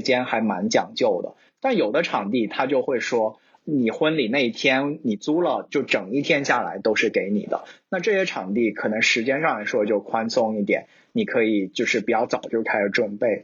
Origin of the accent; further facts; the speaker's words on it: China; moved away as an adult; also born or lived in Shanghai; now in Seattle, United States; 其实我们就是从，呃，从中国来的朋友们，大家还有蛮多资源可以从国内 撸的